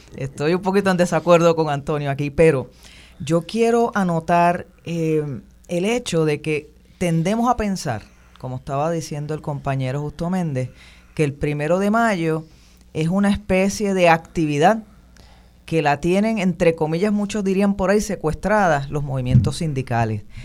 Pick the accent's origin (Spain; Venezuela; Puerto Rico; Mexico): Puerto Rico; nosotros como puertorriqueños